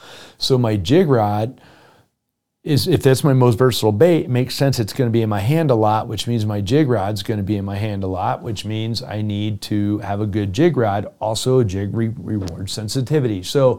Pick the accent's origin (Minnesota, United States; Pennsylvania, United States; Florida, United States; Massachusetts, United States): Minnesota, United States; Yeah, I've been fishing my whole life. I grew up in Minnesota.